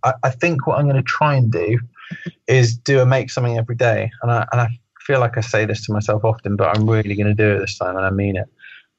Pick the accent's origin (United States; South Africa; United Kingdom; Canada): United Kingdom; especially being a Brit, that I should mind my own business and not interfere in American politics